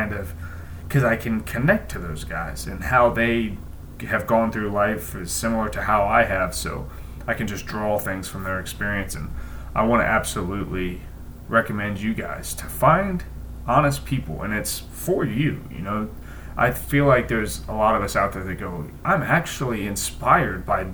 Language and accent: English; Columbus, Ohio, United States; where I grew up in Columbus